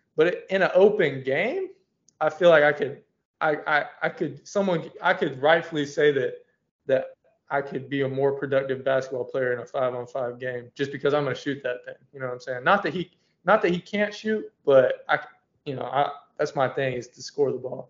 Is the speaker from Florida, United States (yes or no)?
yes; Gainesville, Florida, United States; Growing up in Gainesville is fun